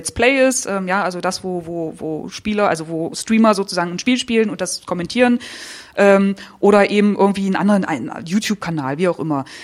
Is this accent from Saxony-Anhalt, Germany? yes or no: yes; Saxony-Anhalt, Germany; Also ich bin im Ghetto aufgewachsen, im Neustädter Feld.